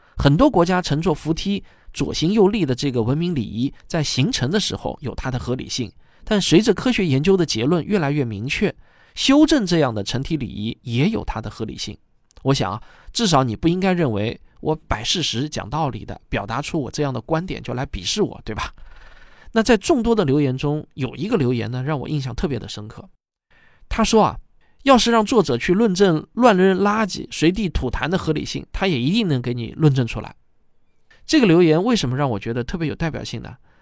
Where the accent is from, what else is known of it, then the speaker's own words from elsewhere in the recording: China; 我自己呢，也是个土生土长的中国人